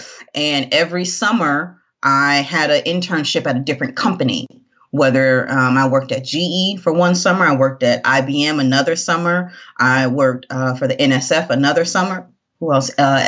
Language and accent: English; New Jersey, United States; initially, I'm from New Jersey. So I have a ton of family as well in New Jersey.